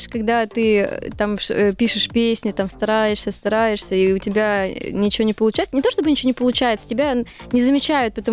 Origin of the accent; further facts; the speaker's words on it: Siberia, Russia; now in Moscow, Russia; Я живу с родителями. Вот как мы переехали, да, э, с Сибири мы переехали в Москву, купили квартиру, я так и живу.